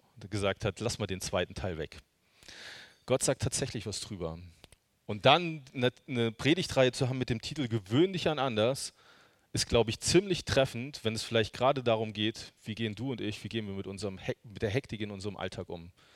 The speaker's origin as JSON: {"language": "German", "region": "Hesse", "country": "Germany", "tie": "born or raised there", "moved": "yes", "lives_now": "Görlitz, Germany", "said": "Die wohnen in Hessen, also ich bin gebürtiger Hesse"}